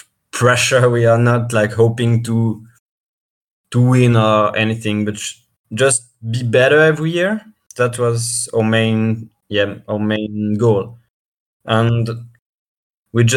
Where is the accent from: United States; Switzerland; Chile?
Switzerland; I come from Switzerland.